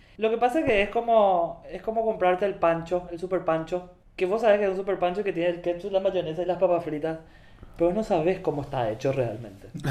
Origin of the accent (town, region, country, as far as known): Paraguay